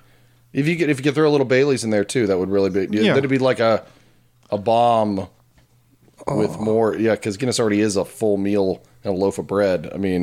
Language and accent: English; Centerville, Ohio, United States; So I'm from Centerville